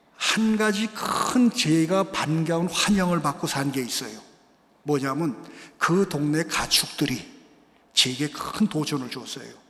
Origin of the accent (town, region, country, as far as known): South Korea; first language Korean; now in Brazil